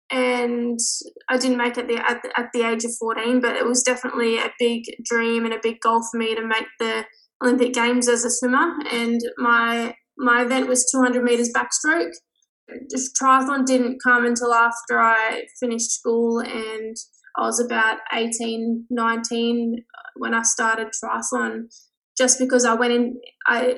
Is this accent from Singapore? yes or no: no; Newcastle, New South Wales, Australia; I grew up in Newcastle, which is 2 hours north of Sydney, but in a little town called Caves Beach.